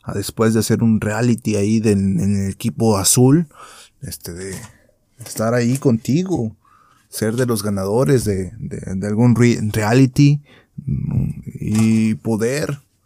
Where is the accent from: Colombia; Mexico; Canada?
Mexico; nosotros como mexicanos que somos